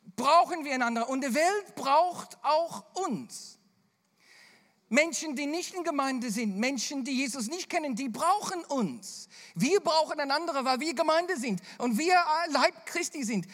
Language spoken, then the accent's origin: German; Australia; accent: Bavarian; German is a second language; moved away; also born or lived in Bavaria; mein australischer Humor